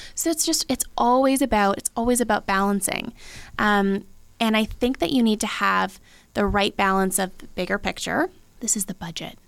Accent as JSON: {"language": "English", "town": "Abbotsford", "region": "British Columbia", "country": "Canada", "tie": "born or raised there", "said": "I love Abbotsford. That's you know that's that's where I grew up"}